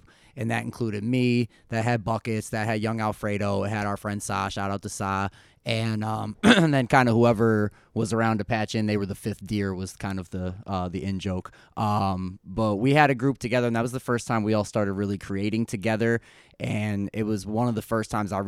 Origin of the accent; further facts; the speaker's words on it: Clifton Park, New York, United States; I'm originally from Clifton Park. Really lived all around here for pretty much my whole life